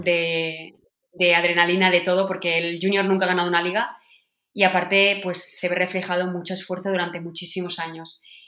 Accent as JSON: {"language": "Spanish", "town": "Sant Cugat del Vallès", "region": "Catalonia", "country": "Spain", "tie": "born or raised there", "said": "Yo nací en San Juan del Vallés"}